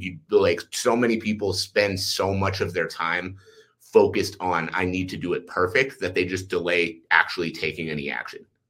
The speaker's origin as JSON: {"language": "English", "town": "Ottawa", "region": "Ontario", "country": "Canada", "tie": "born or raised there", "moved": "yes", "lives_now": "Calgary, Canada", "said": "I live in Calgary, Alberta, uh, but I was born in Ottawa, Ontario"}